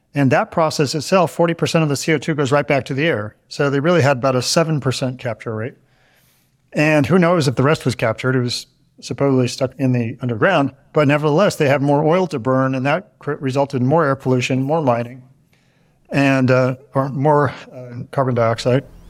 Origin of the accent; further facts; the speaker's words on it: Northern California, United States; I'm from Northern California